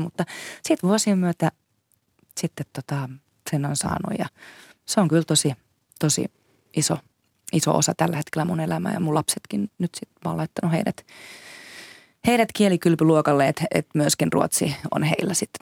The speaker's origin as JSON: {"language": "Finnish", "country": "Finland", "first_language": "Finnish", "said": "me ollaan kuitenkin kaksikielinen maa"}